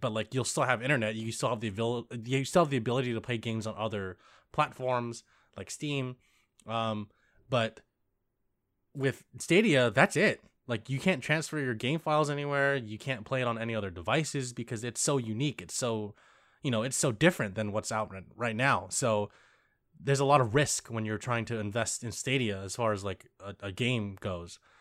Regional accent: United States; me being American and Lisa also being American

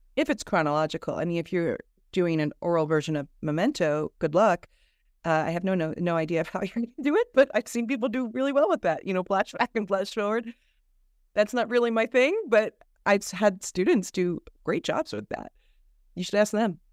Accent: New Jersey, United States; moved away as an adult; also born or lived in New York City; now in California, United States; I grew up in New Jersey

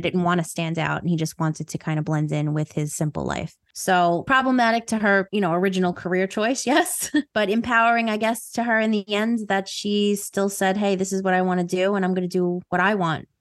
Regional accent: New York, United States; accent: New York

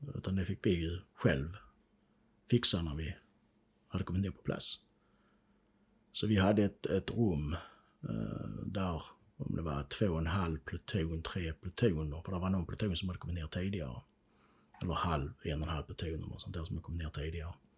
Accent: Sweden; Vi är ju svenskar så vi är inte sådär vana vid krig

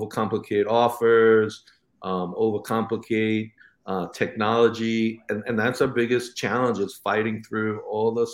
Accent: New York, United States; growing up in New York, you know, we had the local candy store

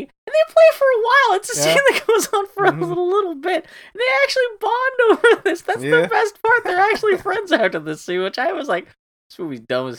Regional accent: Pittsburgh, Pennsylvania, United States; I actually filmed a Jean-Claude Van Damme movie in my hometown when I was growing up. And I can't remember. It's Sudden Death. It's the one where he's at the Civic Arena in Pittsburgh.

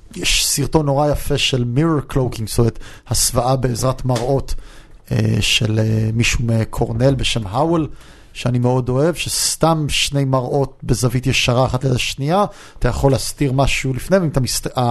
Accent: United States; also born or lived in Beersheba, Israel / Yeruham, Israel; now in Israel; גדלתי המון שנים בארצות הברית, אני יודע לדבר אנגלית טוב

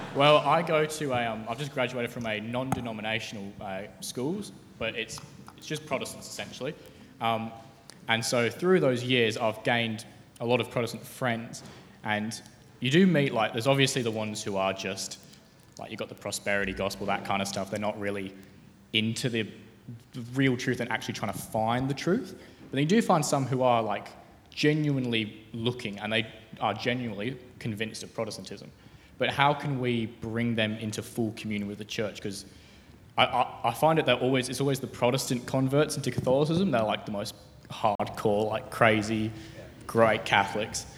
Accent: Tasmania, Australia; I'm from Tasmania.

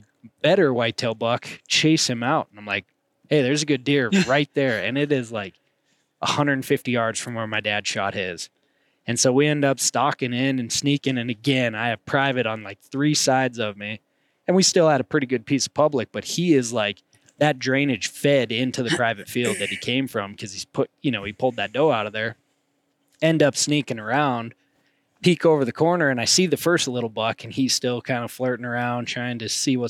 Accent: Montana, United States; me growing up in Montana, I've done some whitetail hunting

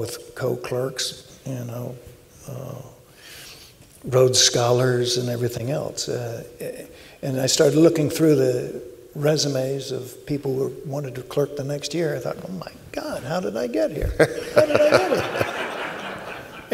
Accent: Alabama, United States; I grew up in Alabama

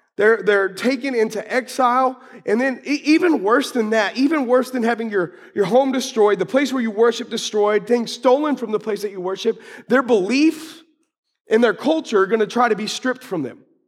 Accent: United States; I love being American

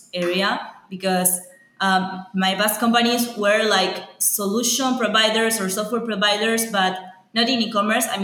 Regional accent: Uruguay; We are from Uruguay

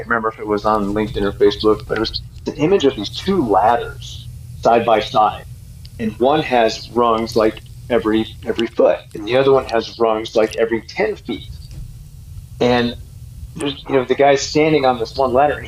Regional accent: Boulder, Colorado, United States; I was born in Boulder

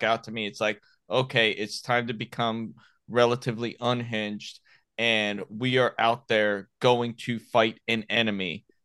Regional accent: Miami, Florida, United States; accent: Southern drawl; I'm from Miami, but there's times I have that Southern drawl

